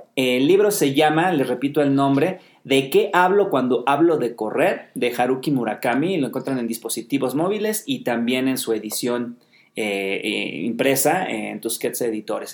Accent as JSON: {"language": "Spanish", "region": "Mexico City", "country": "Mexico", "said": "Nosotros somos de Ciudad de México, eh, acá en México"}